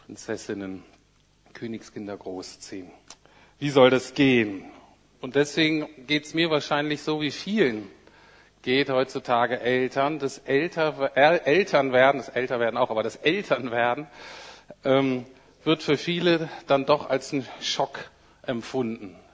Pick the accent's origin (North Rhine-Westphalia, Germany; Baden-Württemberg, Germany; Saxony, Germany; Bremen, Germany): Bremen, Germany; ich bin aus Bremen Nord. Wenn man in Bremen aus Bremen Nord kommt, das ist so ein Arbeiterviertel.